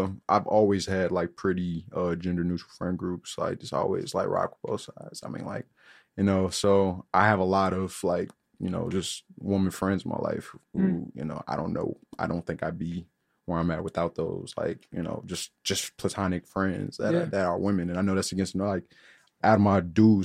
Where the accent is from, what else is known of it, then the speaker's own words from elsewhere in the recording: Chicago, Illinois, United States; coming from the South Side